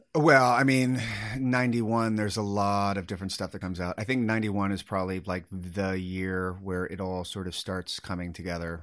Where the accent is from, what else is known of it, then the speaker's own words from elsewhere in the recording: Sacramento, California, United States; I grew up in Sacramento